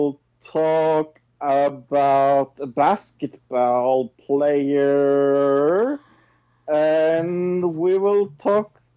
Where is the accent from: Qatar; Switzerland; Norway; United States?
Norway; I'm from Norway